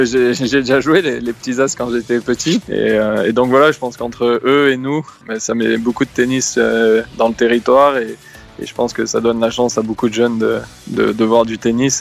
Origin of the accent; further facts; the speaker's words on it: Bosdarros, Nouvelle-Aquitaine, France; moved away as an adult; also born or lived in Paris; je viens du village de Bois-Bezin et euh, je suis resté euh, à Bois-Bezin jusqu'à mes 20 ans